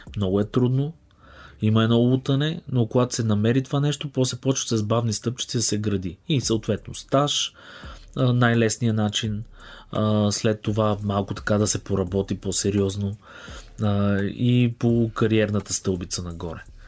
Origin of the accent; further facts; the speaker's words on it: Bulgaria; съм българин и искам тук да развивам тази екосистема